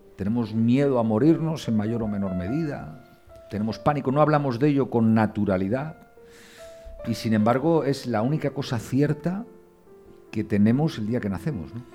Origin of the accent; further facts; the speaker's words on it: Cantabria, Spain; yo que también soy cántabro